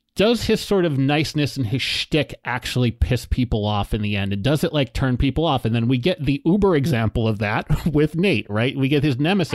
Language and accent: English; United States